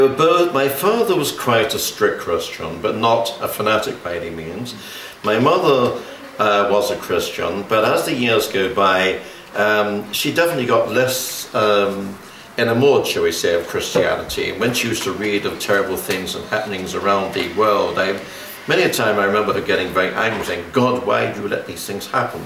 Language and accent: English; London, United Kingdom; I was born in Kensington, in London, oh. in 1928